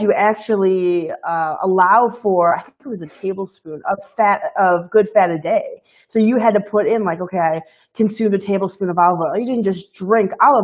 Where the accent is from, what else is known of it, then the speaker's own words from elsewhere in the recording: Midwest, United States; I'm from the Midwest.